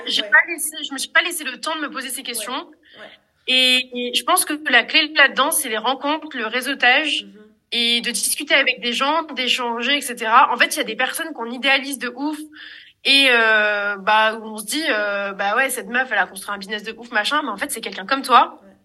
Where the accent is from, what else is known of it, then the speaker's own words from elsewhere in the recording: Marseille, Provence-Alpes-Côte d'Azur, France; je suis de Marseille